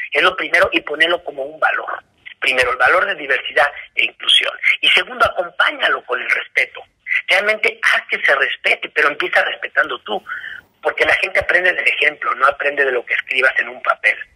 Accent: Mexico; nosotros como mexicanos dentro de la empresa

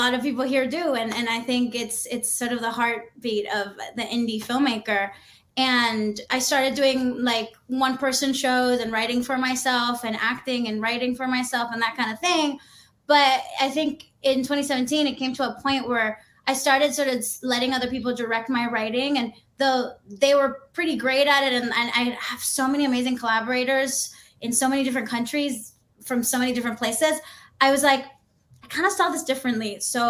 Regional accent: Dominican Republic; moved away as an adult; now in United States; So I'm Dominican. I grew up in the Dominican Republic. And I moved to the US when I was 18.

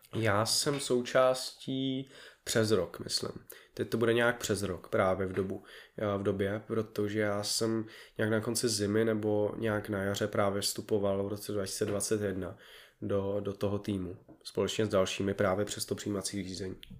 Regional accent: Prague, Czechia; já jsem z Prahy

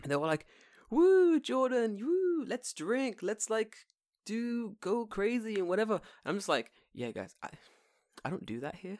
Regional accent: England, United Kingdom; we're from England

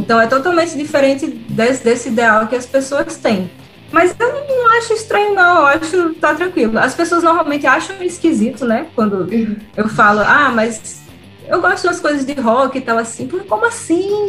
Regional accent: Northeast Region, Brazil; accent: nordestino; also born or lived in Rio de Janeiro; eu sou uma mulher nordestina falando de rock. Então, assim, sempre tem crítica com relação ao meu sotaque

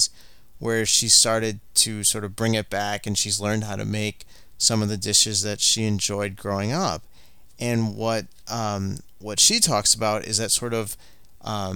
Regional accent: Michigan, United States; I grew up in Michigan in a school that was like 99% white

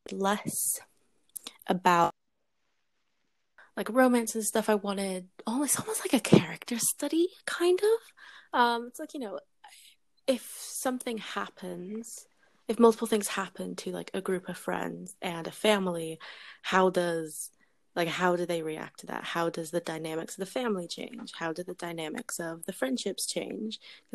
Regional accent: England, United Kingdom; now in Canada; because like, I'm British, I was born in England, and like I lived there for a solid amount of time, and so this was the book I would turn to when I was homesick.

